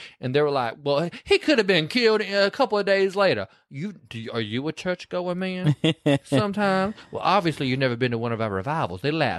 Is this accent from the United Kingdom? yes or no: no; the South, United States; I'm from the South.